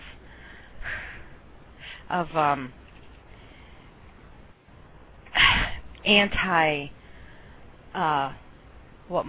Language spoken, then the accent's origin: English; Connecticut, United States; there was a special school in the town that I grew up in Connecticut